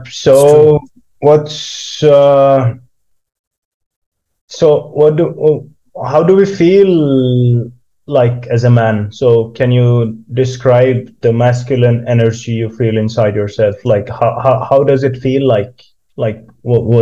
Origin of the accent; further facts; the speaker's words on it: India; moved away as an adult; now in Kokkola, Finland; I grew up in India.